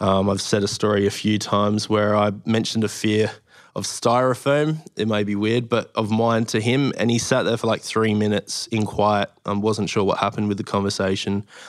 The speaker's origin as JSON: {"language": "English", "town": "Adelaide", "region": "South Australia", "country": "Australia", "tie": "born or raised there", "also_born_or_lived": "Moorabbin, Victoria", "moved": "as an adult", "lives_now": "Victoria, Australia", "said": "from Adelaide pretty much my whole life"}